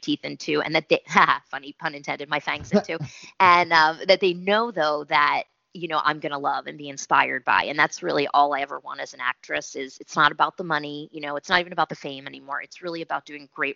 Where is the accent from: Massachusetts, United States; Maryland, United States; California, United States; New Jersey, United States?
New Jersey, United States; also born or lived in Philadelphia; I'm from Jersey, so I get to talk a little like, you know, yes. So I get to do that jerk since I'm half from Jersey, Philly and Jersey